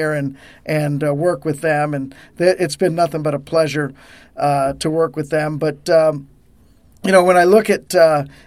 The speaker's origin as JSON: {"language": "English", "region": "Colorado", "country": "United States", "moved": "as an adult", "lives_now": "Harrisburg, United States", "said": "I was from Colorado"}